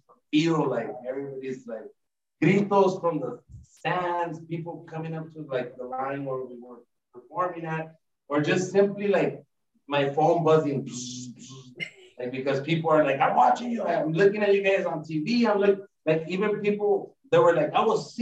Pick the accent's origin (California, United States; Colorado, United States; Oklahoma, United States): California, United States; East Los Angeles; We were raised in East